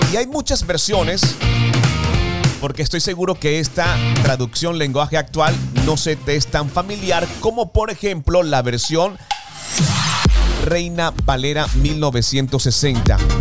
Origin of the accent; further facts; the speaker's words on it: Colombia; desde nuestro país Colombia